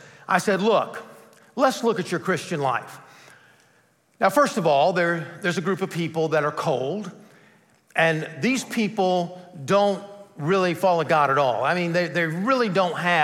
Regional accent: Bogart, Georgia, United States; I had started a youth group in my hometown of Bogart, Georgia

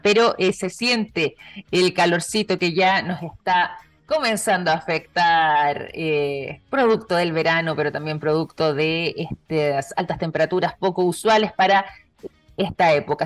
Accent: Chile

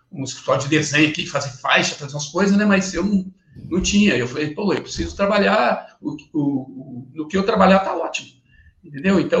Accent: Bela Vista do Paraíso, Paraná, Brazil; eu preciso sair da, da, da cidadezinha lá que eu, que eu nasci, em Bela Vista do Paraíso. É uma cidade pequena de 15 mil, 15 mil habitantes hoje.

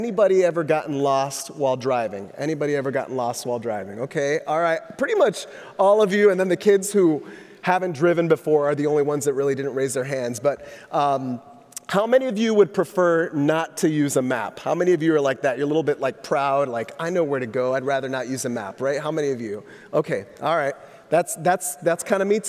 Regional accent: Orlando, Florida, United States; moved away as an adult; also born or lived in Southern California; my wife and I grew up in Orlando

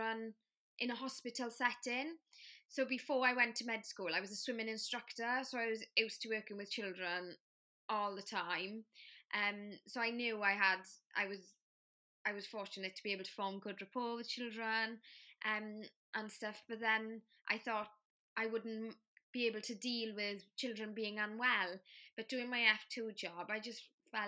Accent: Wales, United Kingdom; first language Welsh; English is a second language

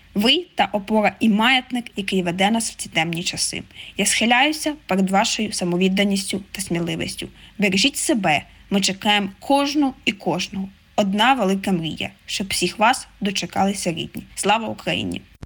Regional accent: Kyiv, Ukraine; Я з Києва, дата аналітик

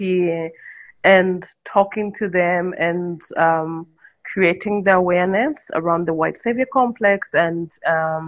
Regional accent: Jinja, Eastern Region, Uganda; also born or lived in Kampala, Uganda; Jinja is where I grew up from. That's like my hometown.

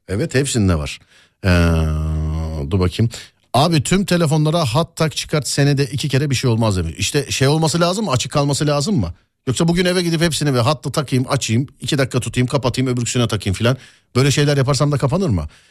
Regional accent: Istanbul, Turkey; ben orada doğdum büyüdüm

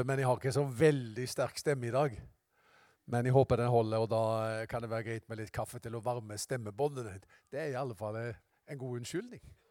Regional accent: Haugesund, Rogaland, Norway; Jeg var hjemme i Haugesund, i Misjonskirka.

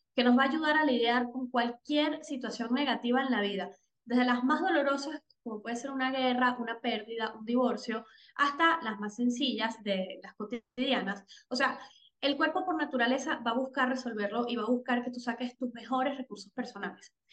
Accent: Venezuela; soy venezolana

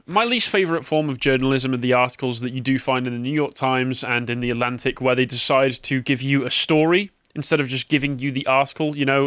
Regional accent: England, United Kingdom; as an Englishman

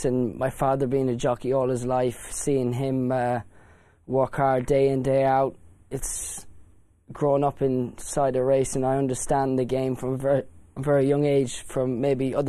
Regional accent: Ireland; growing up in Ireland, I used to ride out for my grandfather, Desi Hughes

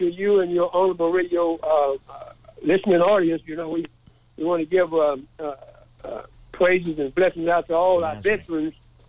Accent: Dallas, Texas, United States; I was born and raised in Dallas, Texas, in the 40s.

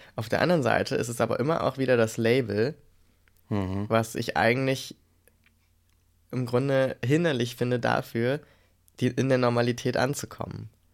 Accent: Germany; wir als äh, Deutsche

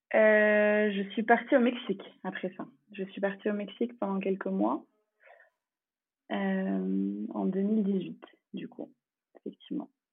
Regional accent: France; first language English; French is a second language; J'ai passé toute mon enfance en France et j'ai effectué toute ma scolarité, mais l'anglais était la langue principale parlée à la maison

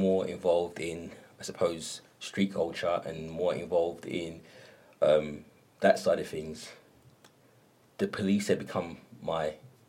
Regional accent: London, United Kingdom; I grew up with either in the East End

